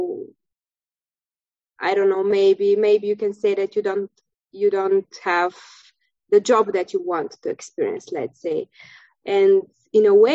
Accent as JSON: {"language": "English", "country": "Bulgaria", "first_language": "Bulgarian", "second_language": "English", "moved": "as an adult", "lives_now": "Krakow, Poland", "said": "I'm from Bulgaria, country in Europe. And right now I'm living in Krakow, Poland"}